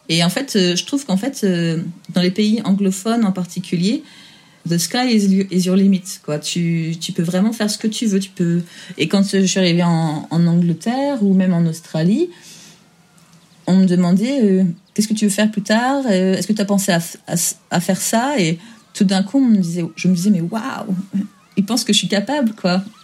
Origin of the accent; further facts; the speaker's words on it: France; now in England; Je suis française